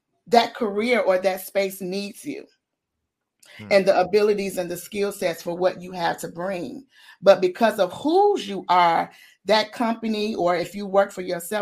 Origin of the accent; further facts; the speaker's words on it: Chicago, Illinois, United States; moved away as an adult; now in Bloomington, United States; I'm from Chicago, but I live 2 hours south in Bloomington, a town called Bloomington, Illinois